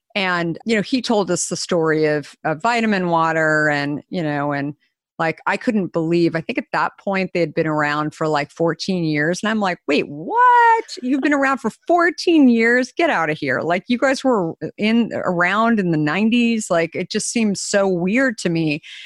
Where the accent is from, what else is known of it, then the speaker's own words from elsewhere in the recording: Arizona, United States; moved away; I grew up in Arizona